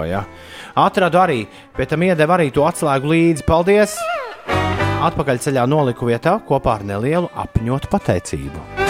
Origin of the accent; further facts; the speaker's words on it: Latvia; es te esmu no Latvijas